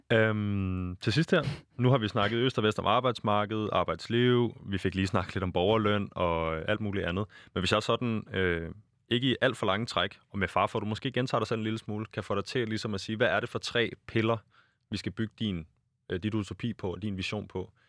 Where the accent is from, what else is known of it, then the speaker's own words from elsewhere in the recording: Denmark; jeg er født i Danmark i, på det rigtige tidspunkt